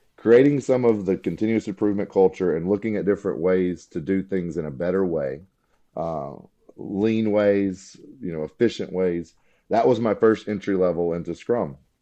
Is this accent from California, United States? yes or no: no; Alabama, United States; I grew up in Alabama, uh, went to Auburn, War Eagle